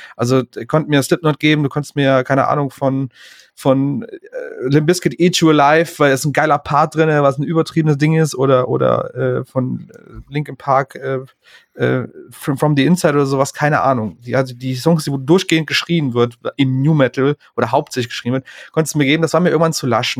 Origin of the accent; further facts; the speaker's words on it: Aachen, North Rhine-Westphalia, Germany; moved away; aus meiner Heimatstadt aus Aachen